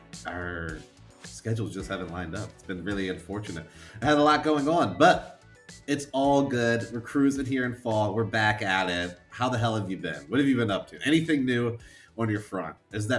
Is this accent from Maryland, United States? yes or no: yes; Maryland, United States; I'm from Maryland. We don't even have papayas in the grocery store here.